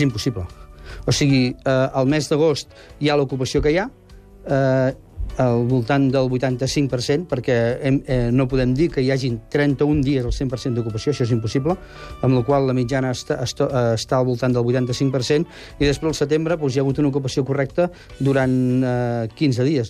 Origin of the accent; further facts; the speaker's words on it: Roses, Catalonia, Spain; al meu poble, Roses